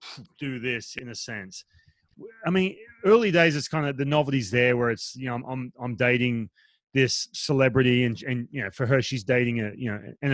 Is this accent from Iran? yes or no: no; Newcastle, New South Wales, Australia; moved away; also born or lived in Los Angeles, United States; I grew up in Australia. I grew up, you know, in a coastal town right on